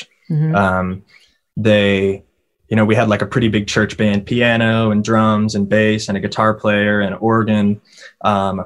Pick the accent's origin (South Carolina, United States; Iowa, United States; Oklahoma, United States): Oklahoma, United States; Purcell; now in Nashville, United States; it's a small town in the middle of Oklahoma. You know, I spent my entire childhood there